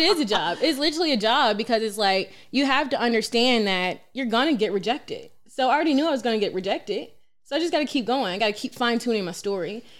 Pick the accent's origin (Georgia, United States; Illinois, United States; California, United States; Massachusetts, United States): Georgia, United States; Atlanta; I'm born and raised in Atlanta, Georgia